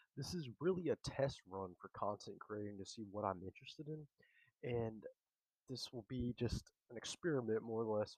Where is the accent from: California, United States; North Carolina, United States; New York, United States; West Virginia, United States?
North Carolina, United States; I'm from North Carolina